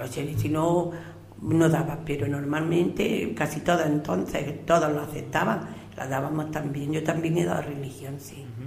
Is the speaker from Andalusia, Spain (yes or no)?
yes; Purullena, Andalusia, Spain; also born or lived in Baza / Guadix; yo he sido una niña que estado siempre en la calle, me criaba como los pájaros, libre como, los pájaros. Pues he conocido cada familia del pueblo